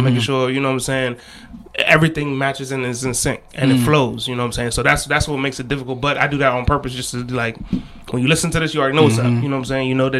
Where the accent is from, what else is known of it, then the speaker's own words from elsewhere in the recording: Ghana; I'm trying doing my best as a Ghanaian DJ to push Ghanaian music out there.